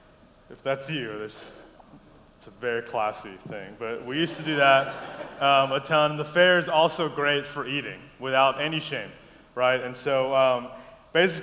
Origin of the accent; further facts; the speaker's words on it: Columbia, South Carolina, United States; moved away as an adult; also born or lived in Madagascar; now in Savannah, United States; grew up in Columbia, South Carolina. We moved from Madagascar when I was 5 and just stayed there all through college